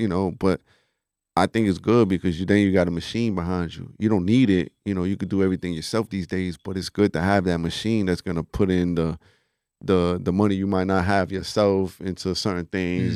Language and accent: English; New York City, New York, United States; I'm originally from the Bronx, um, you know, and all my family's out there just growing up as a Puerto Rican kid in the Bronx